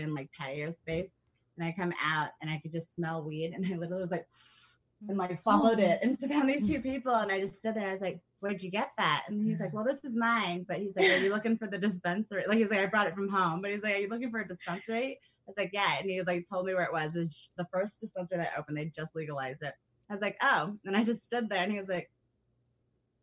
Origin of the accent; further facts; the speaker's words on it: Midwest, United States; moved away as an adult; also born or lived in New York; now in Seattle, United States; Amazon brought me out here. I grew up in the Midwest also, and then lived in New York for a while